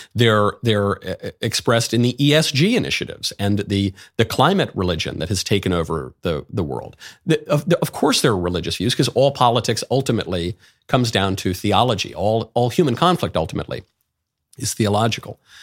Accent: New York, United States; I grew up in New York

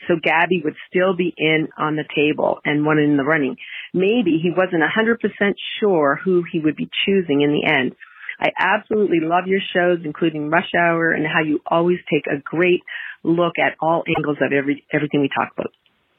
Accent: Eastern Canada, Canada; also born or lived in Florida (winters); calling from Florida, where I live in the winter. I'm from Eastern Canada.

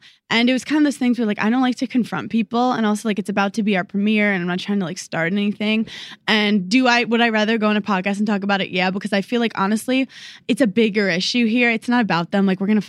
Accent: New York City, New York, United States; I'm a fucking New Yorker.

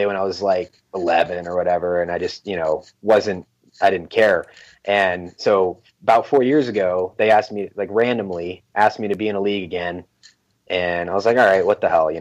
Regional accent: California, United States; now in Phoenix, United States; I'm from California originally

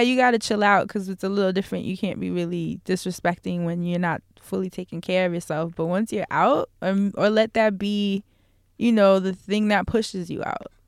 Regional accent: New York City, New York, United States; I'm from New York

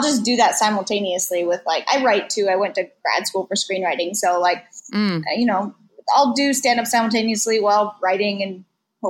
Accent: West Coast, United States; now in Los Angeles, United States; I'm from the West Coast

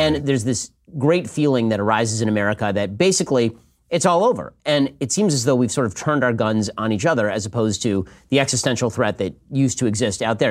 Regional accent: California, United States; I'm from California

